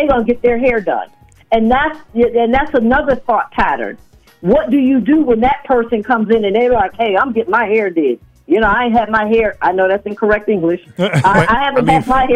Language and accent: English; Massachusetts, United States; my home state of Massachusetts